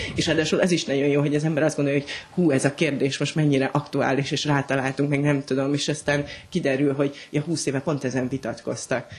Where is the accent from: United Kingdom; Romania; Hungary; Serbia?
Hungary; also born or lived in Berlin, Germany; mondjuk vidéken nőttem föl